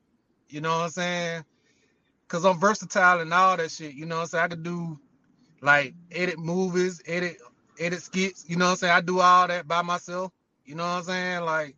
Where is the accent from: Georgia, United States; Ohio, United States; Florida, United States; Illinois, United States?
Georgia, United States; Auburn; I come from Auburn, Georgia. Yeah. Hey, the baby, I'm an unk. You know what I'm saying? I ain't going to tell my age, but I'm an unk.